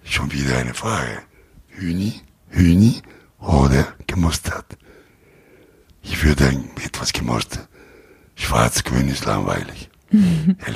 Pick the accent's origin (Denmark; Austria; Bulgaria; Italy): Italy; German is a second language; Ich bin Italiener